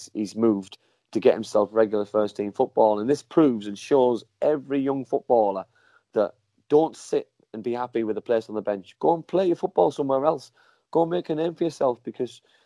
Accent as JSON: {"language": "English", "town": "Middlesbrough", "region": "North East England", "country": "United Kingdom", "tie": "born or raised there", "said": "stay at Middlesbrough and stay in my hometown"}